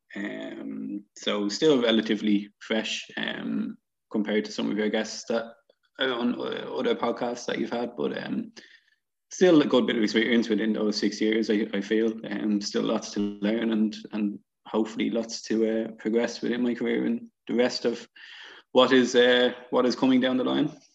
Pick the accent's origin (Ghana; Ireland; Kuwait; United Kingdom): Ireland; Dublin, Leinster; I'm obviously from Dublin.